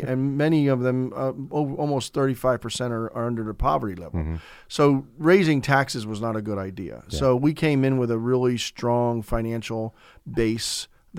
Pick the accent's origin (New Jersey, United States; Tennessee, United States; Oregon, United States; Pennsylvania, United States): Pennsylvania, United States; Easton; I was born and raised on the South Side.